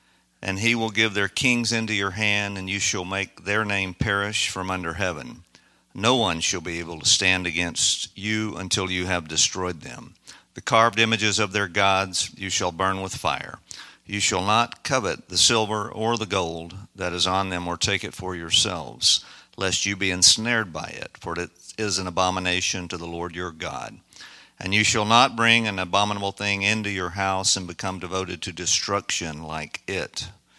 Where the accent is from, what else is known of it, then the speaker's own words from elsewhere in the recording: Dominican Republic; accent: Dominican; My Dominican accent.